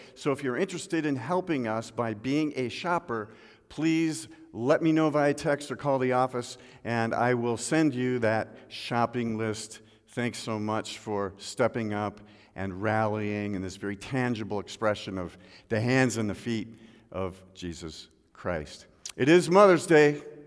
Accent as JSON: {"language": "English", "region": "Midwest", "country": "United States", "tie": "born or raised there", "also_born_or_lived": "Seattle", "moved": "yes", "said": "I remember as a boy, uh, growing up in the Midwest"}